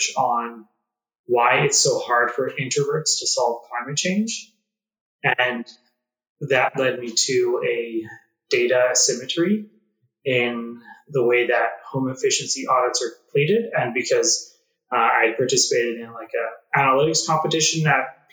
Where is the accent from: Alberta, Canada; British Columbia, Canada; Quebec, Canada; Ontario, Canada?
Alberta, Canada; Calgary; also born or lived in Nepal; I grew up in Calgary, Alberta